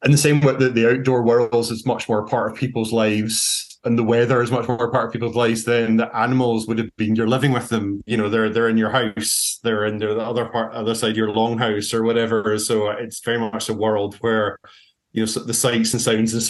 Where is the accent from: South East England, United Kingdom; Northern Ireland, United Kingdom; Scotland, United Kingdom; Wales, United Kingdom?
Scotland, United Kingdom; as a Scot